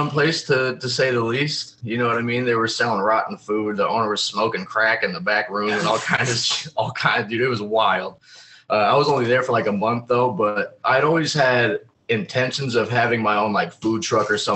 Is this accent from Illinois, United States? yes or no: yes; Chicago, Illinois, United States; moved away as an adult; also born or lived in Indiana; now in Ohio, United States; from the Chicagoland area. I moved to Indiana when I was like 18